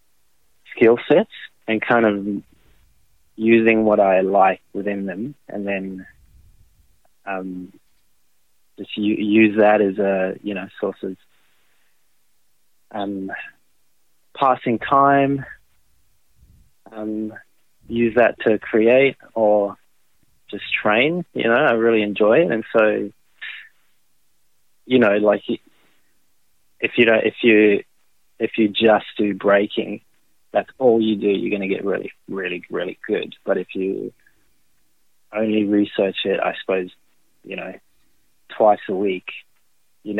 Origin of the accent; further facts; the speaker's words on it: France; moved away as an adult; now in Australia; I'm French Australian, I suppose you could call it. Moved to Australia